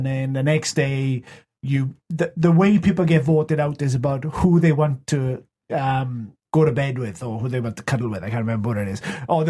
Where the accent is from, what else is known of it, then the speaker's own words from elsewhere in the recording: Wales, United Kingdom; as a Welshman